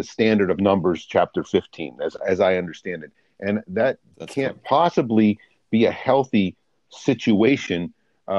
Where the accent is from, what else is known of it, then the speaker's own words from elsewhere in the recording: United States; as an American